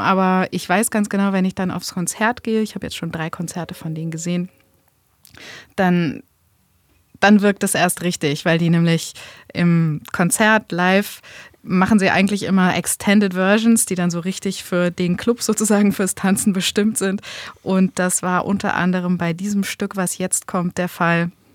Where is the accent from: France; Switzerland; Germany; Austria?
Germany; Hamburg; als Hamburger ist man da eben auch sehr patriotisch